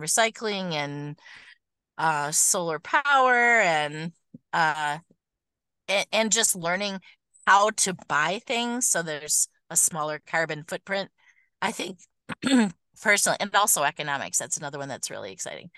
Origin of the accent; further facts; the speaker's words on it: Oak Park, Michigan, United States; I have been in Michigan my whole life. I grew up in the Detroit area right near the zoo